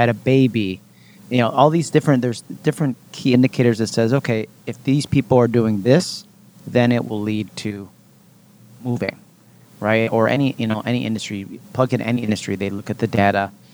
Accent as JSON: {"language": "English", "town": "Rochester", "region": "New York", "country": "United States", "said": "I moved from New York City back to Rochester, where I was originally from"}